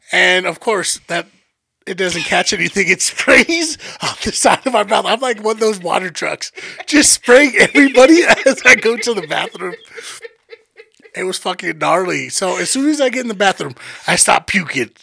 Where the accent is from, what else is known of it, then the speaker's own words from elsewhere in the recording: Denver, Colorado, United States; just because we're from Denver doesn't mean like we were out in the wilderness